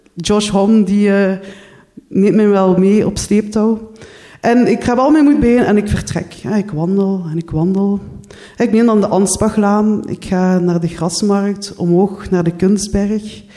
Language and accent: Dutch; Limburg, Flanders, Belgium; moved away as an adult; also born or lived in Ghent; now in Brussels, Belgium; Jullie horen het al, ik ben niet afkomstig uit Brussel, ik ben uit Limburg